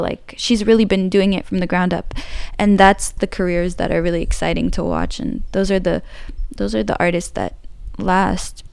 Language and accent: English; San Francisco, California, United States; I grew up in San Francisco